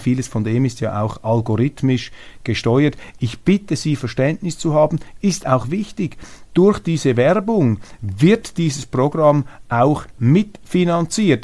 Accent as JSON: {"language": "German", "country": "Switzerland", "said": "als Schweizer"}